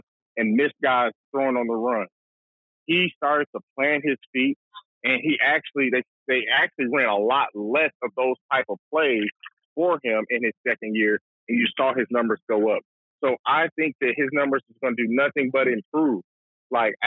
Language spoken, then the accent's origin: English; Atlanta, Georgia, United States; growing up in Atlanta, Metro Atlanta